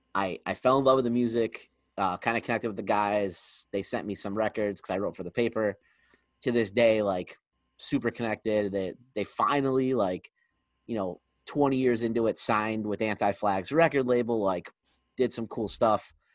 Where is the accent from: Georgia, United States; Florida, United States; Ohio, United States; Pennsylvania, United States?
Pennsylvania, United States; Scranton; moved away as an adult; now in Harrisburg, United States; I'm from Scranton